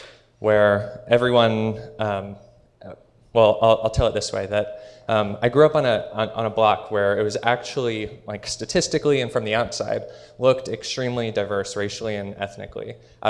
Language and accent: English; Dallas, Texas, United States; I grew up in North Dallas, where the only thing bigger than the cars and the churches are the insecurities.